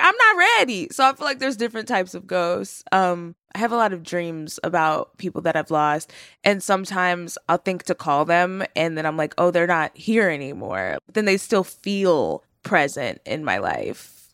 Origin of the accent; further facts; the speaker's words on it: Terrell, Texas, United States; moved away; I grew up in Texas. I was born in Terrell, Texas, which is, like, a more rural part